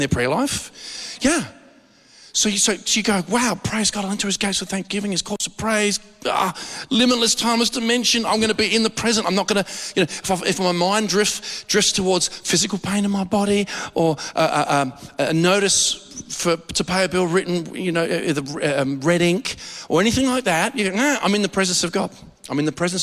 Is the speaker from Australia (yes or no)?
yes; Australia; We're too Aussie.